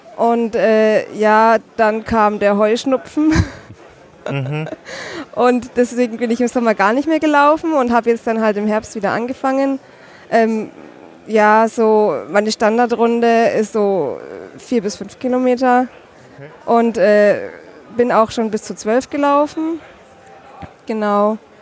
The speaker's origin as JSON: {"language": "German", "town": "Nuremberg", "region": "Bavaria", "country": "Germany", "said": "ich komme aus Nürnberg oder aus der Nähe von Nürnberg"}